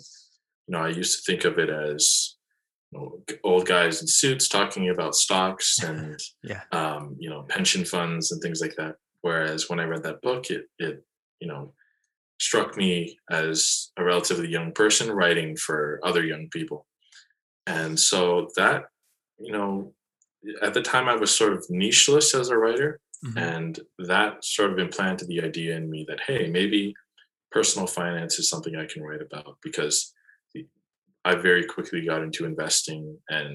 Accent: Toronto, Ontario, Canada; I'm born and raised in Toronto

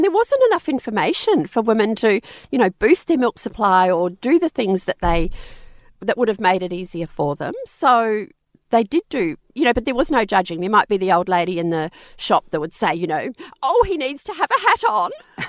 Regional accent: New Zealand; I'm actually from New Zealand originally, but we moved over there.

